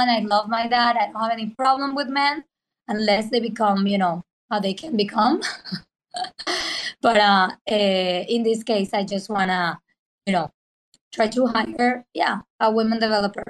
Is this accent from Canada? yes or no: no; Venezuela; English is a second language; also born or lived in Argentina; now in New York, United States; from Venezuela, currently in Argentina, but I've been living in New York for the past 12 years.